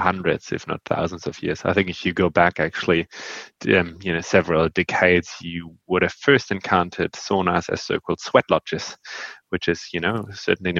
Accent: Northern Germany, Germany; I grew up in Northern Germany.

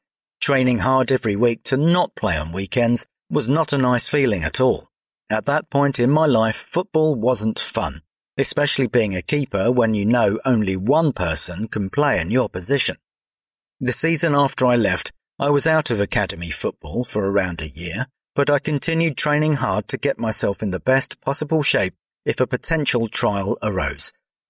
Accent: London, United Kingdom; I grew up around the South London area, so the first team I played for was Bromley FC, back when they were a Sunday league side.

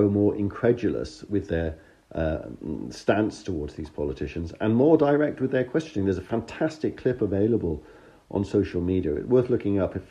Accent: United Kingdom; As a Brit, I'd love to be able to argue with you about your rather strong description of my country

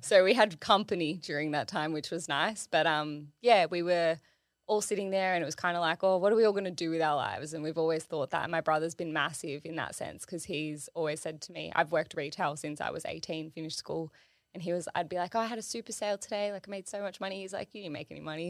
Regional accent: Sydney, New South Wales, Australia; I grew up in Illawarra

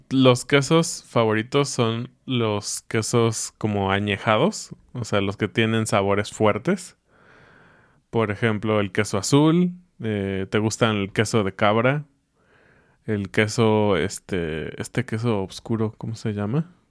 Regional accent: Mexico; Como buen mexicano que nació en los ochentas

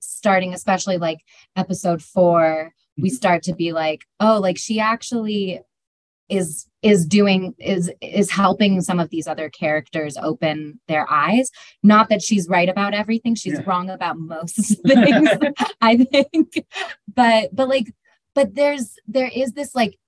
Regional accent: California, United States

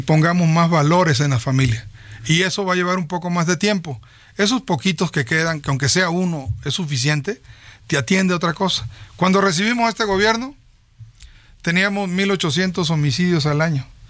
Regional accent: Tierra Blanca, Veracruz, Mexico; yo soy de la cuenca del Papaloapan, nací en Tierra Blanca

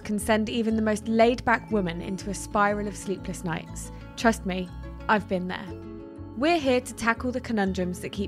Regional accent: United Kingdom; as British people

